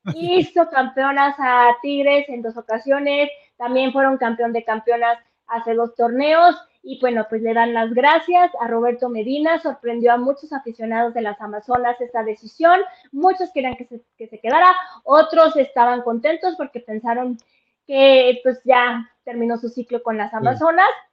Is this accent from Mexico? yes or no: yes; Mexico; Yo como mexicana